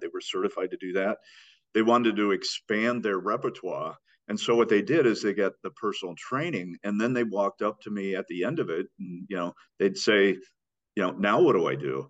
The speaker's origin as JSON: {"language": "English", "region": "Iowa", "country": "United States", "tie": "born or raised there", "said": "I grew up in Iowa."}